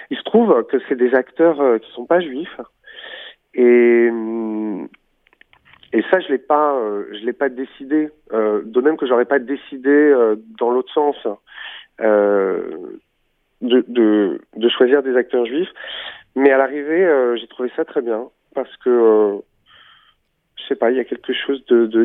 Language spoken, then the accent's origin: French; Warsaw, Masovian Voivodeship, Poland; born there; Varsovie, rue Lechno, numéro 8, qui était une rue assez animée. Je suis né en 1936